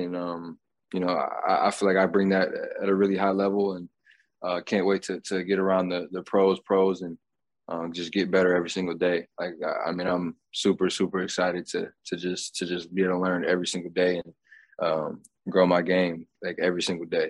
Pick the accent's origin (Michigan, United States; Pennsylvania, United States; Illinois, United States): Michigan, United States; Grand Rapids; Grand Rapids, Michigan, and my hometown